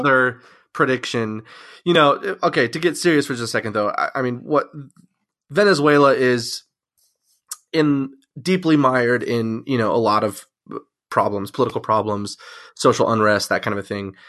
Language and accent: English; Mesa, Arizona, United States; I'm from Mesa, Arizona